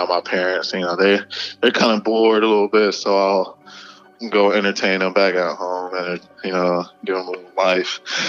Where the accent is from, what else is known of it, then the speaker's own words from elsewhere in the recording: Atlanta, Georgia, United States; moved away as an adult; also born or lived in Virginia; growing up in Atlanta